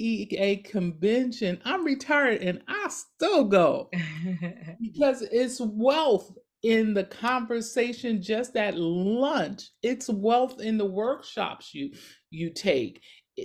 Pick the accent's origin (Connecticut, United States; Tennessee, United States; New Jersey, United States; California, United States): New Jersey, United States; Paterson; I grew up in Patterson.